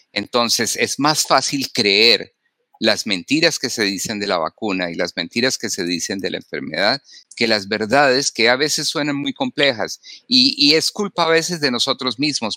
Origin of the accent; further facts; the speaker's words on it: Colombia; now in Wyandotte County, Kansas, United States; yo soy médico, originalmente en, de, Sudamérica, en Colombia, me formé